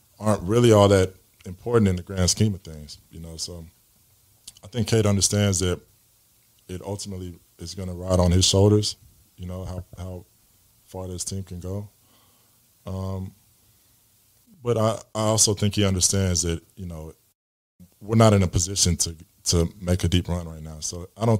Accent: Texas, United States; we're from Texas

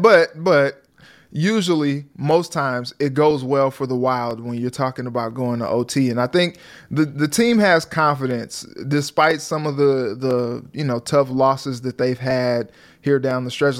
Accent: St. Louis, Missouri, United States; moved away; I'm from Saint Louis

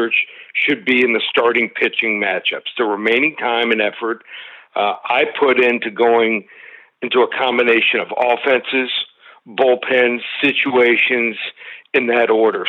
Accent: Miami, Florida, United States; my hometown Marlins

